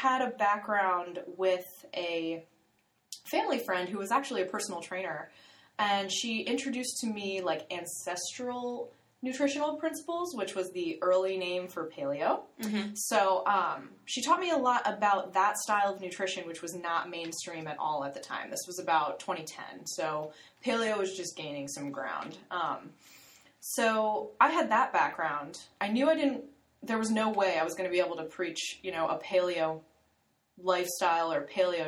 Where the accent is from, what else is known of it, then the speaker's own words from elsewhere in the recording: Florida, United States; I was born and raised in Florida